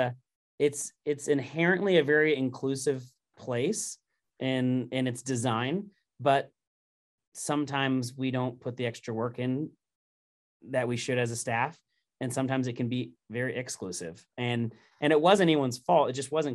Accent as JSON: {"language": "English", "region": "Indiana", "country": "United States", "tie": "born or raised there", "also_born_or_lived": "Southern California", "moved": "as an adult", "said": "I'm born and raised in Indiana"}